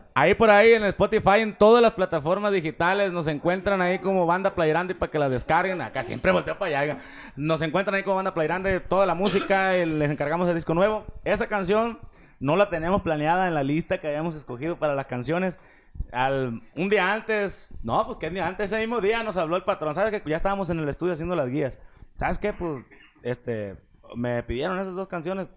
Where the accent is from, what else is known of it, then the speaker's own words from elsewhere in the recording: Puerto Vallarta, Jalisco, Mexico; yo soy de Puerto Vallarta